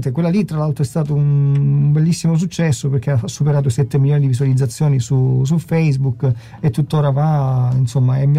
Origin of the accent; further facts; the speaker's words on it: Gela, Sicily, Italy; born there; nasce in realtà nella splendida Sicilia, in un comune di 100.000 abitanti circa, Gela, e così a approfitto anche per salutare tutti i miei paesani.